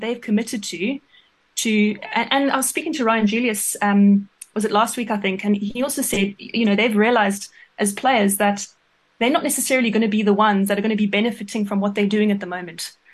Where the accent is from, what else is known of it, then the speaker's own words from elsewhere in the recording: South Africa; moved away as an adult; also born or lived in England; as a South African hockey player